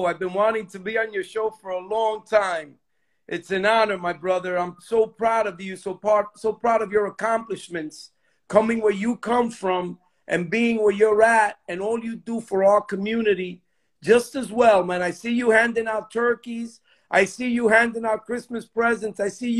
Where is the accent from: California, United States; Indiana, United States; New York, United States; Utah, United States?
New York, United States; New York City; I grew up in the Lower East Side. I grew up in the tenement buildings in the Lower East Side. And I grew up in the projects, in the Baruch projects down in the Lower East Side. That's where I come from, man.